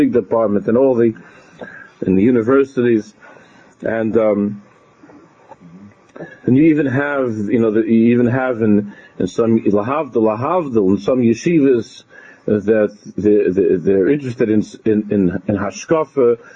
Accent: United States; in America, growing up in America

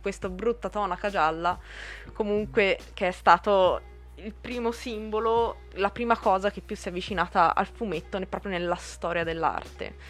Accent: Pescia, Tuscany, Italy; also born or lived in Borgo a Buggiano; nata a Pescia, vivo a Borgo Buggiano, quindi sono toscana

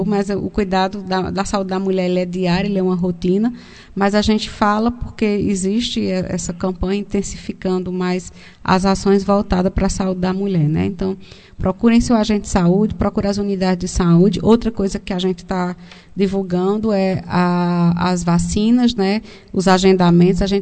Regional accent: Brazil; mas a gente resiste, porque somos brasileiros e, e a gente precisa resistir

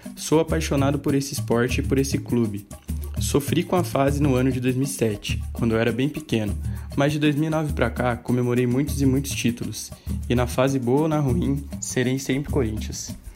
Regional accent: Piraju, São Paulo, Brazil; nasci em Piraju, São Paulo

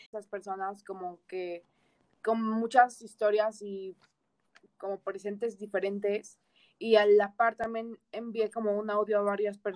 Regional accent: Toluca, State of Mexico, Mexico; soy de Toluca, estaba en Ciudad de México por que estaba en centro y ahorita que estamos en cuarentena, pues volví a Toluca

